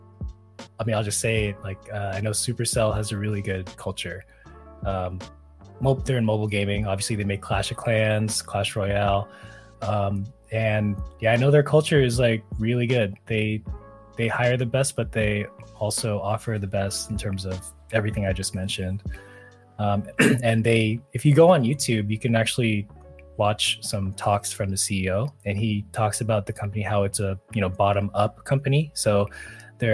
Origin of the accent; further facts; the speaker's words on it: Silicon Valley, California, United States; growing up in the Silicon Valley